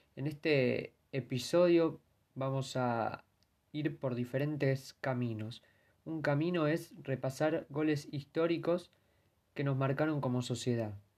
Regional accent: Argentina; nos daña como argentinos

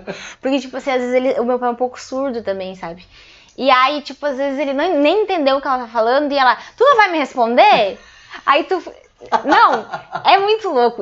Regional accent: Passo Fundo, Rio Grande do Sul, Brazil; also born or lived in Cachoeirinha; eu sou natural de Cachoeirinha. Com três anos fui para Passo Fundo e aí fiquei lá.

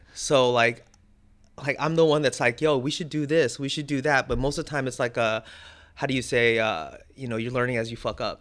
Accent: Santa Ana, California, United States; I was born in the eighties, grew up in the nineties, and during the time I grew up in Orange County

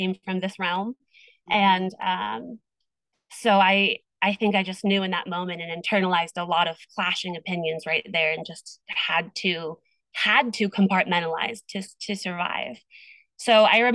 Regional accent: Iowa, United States; now in California, United States; we moved away from Iowa. And I moved to California

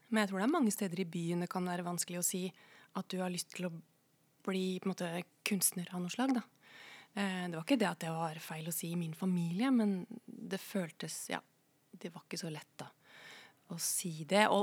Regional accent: Koppang, Innlandet, Norway; moved away as an adult; also born or lived in Tynset; now in Oslo, Norway; Jeg er fra Koppang i Stor-Elvdal kommune. Ja. ja. Eh, men jeg flytta til Oslo da jeg var eh, Eller flytta til Tynset og litt sånn, men jeg flytta til Oslo Hva skal jeg si? Jeg flytta så fort jeg kunne

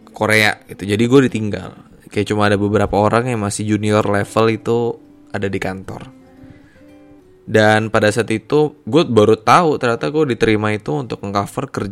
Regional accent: Jakarta, Indonesia; asal gue dari Jakarta dan saat ini gue bekerja di salah satu kantor hukum di bilangan Jakarta Selatan.

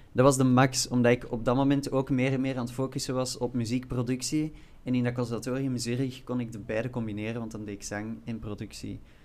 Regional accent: Flanders, Belgium; moved away as an adult; now in Brussels, Belgium; ik ben wel van Vlaanderen

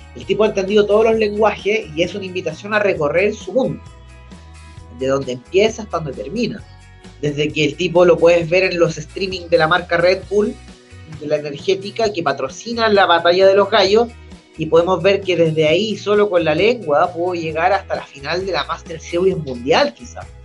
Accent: Chile; nosotros como chilenos

